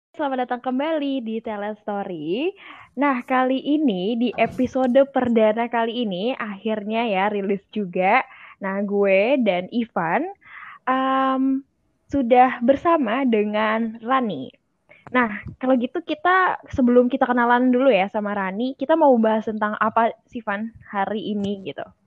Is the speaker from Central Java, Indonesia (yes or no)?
no; Bekasi, West Java, Indonesia; moved away as an adult; also born or lived in Jatinangor; gue dari Bekasi